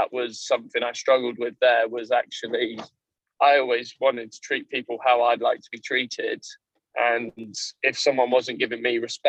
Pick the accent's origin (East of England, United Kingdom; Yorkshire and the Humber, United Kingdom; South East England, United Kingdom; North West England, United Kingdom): Yorkshire and the Humber, United Kingdom; accent: Yorkshire; moved away; also born or lived in Kent; I was one of the only Yorkshiremen in the school. So I had my accent was a lot stronger than everyone else's